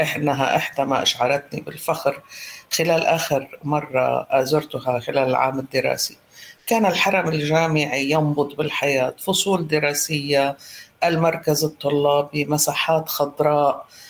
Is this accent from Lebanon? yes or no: yes; Lebanon; now in Iraq; أنا لبنانية الأصل